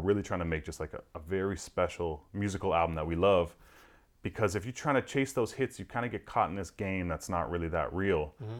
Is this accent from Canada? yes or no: yes; Toronto, Ontario, Canada; putting on the pop radio station in like my hometown of Toronto